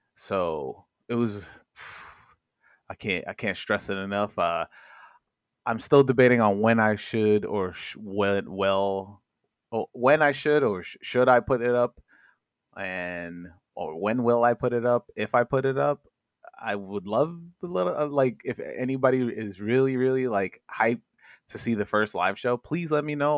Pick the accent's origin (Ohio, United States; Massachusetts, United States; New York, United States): New York, United States; I'm from New York